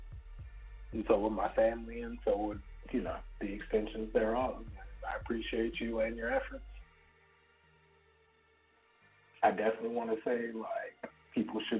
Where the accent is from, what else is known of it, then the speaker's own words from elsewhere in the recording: Texas, United States; I'm from Texas